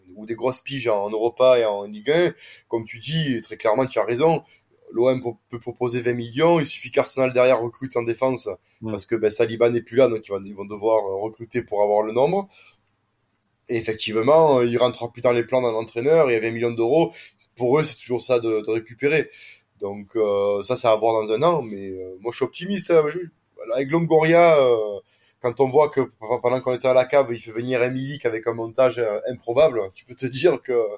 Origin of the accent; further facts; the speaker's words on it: Marseille, Provence-Alpes-Côte d'Azur, France; je suis marseillais